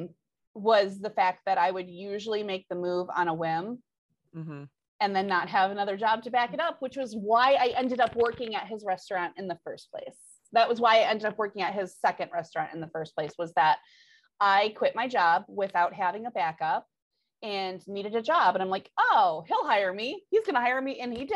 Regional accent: Michigan, United States; I'm from Michigan

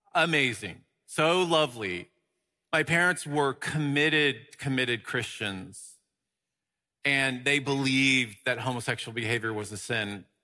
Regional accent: Dallas, Texas, United States; now in Los Angeles, United States; I grew up in Dallas, Texas

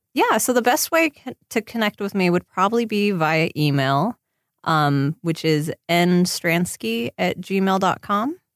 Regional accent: Seattle, Washington, United States; now in Los Angeles, United States; since I grew up in Seattle

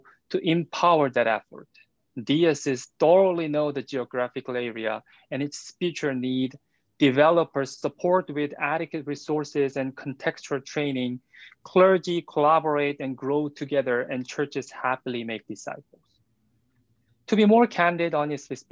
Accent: South Korea; English is a second language; now in United States; as my first name can tell, and as my pronunciation can tell, I'm from South Korea

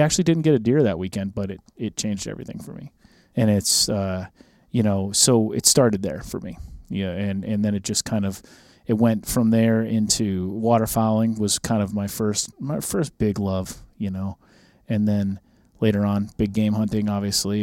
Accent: Minnesota, United States; moved away; I grew up in Minnesota

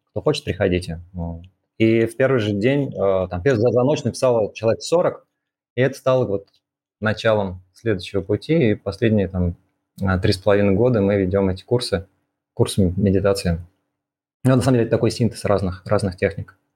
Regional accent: Moscow, Russia; а, да, мы оба из Москвы изначально, э, закончили университет э, МГУ Ломоносова

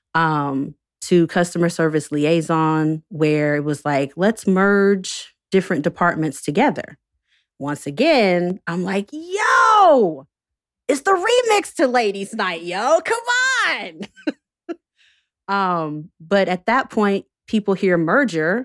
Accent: Winston-Salem, North Carolina, United States; also born or lived in Chapel Hill, North Carolina; I'm from North Carolina, born and raised, born in Chapel Hill. raised in Winston-Salem

